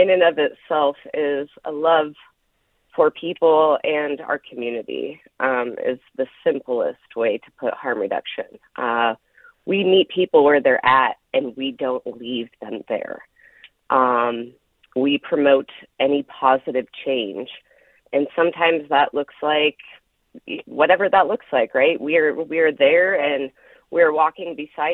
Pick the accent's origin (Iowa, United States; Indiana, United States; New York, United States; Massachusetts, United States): Iowa, United States; Knoxville; I grew up down in Marion County in Knoxville, Iowa.